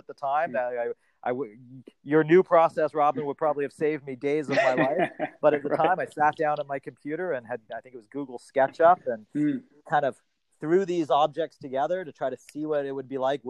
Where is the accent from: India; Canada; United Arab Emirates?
Canada; Toronto, Ontario; also born or lived in Boston; I'm from Toronto originally, but I was living in Boston